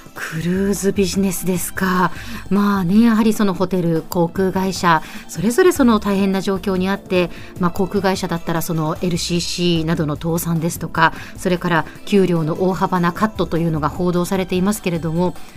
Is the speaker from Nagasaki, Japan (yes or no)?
yes; Nagasaki, Japan; 私、地元が長崎なので